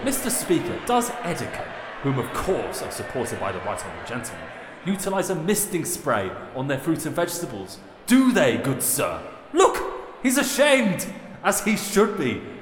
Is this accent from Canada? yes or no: no; United Kingdom; now in Germany; I'm British